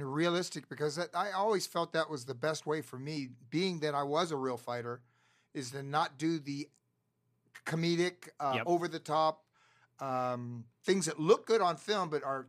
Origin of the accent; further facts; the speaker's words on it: Florida, United States; now in Topanga Canyon, United States; I'm from Florida.